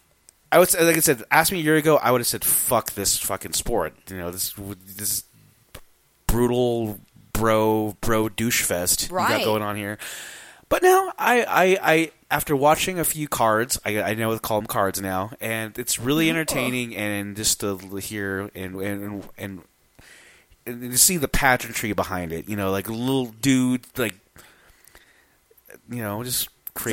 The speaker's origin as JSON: {"language": "English", "town": "Denver", "region": "Colorado", "country": "United States", "said": "I'm from Denver."}